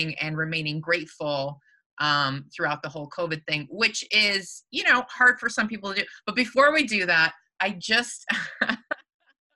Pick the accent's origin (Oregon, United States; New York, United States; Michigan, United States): Michigan, United States; now in California, United States; I'm from Michigan originally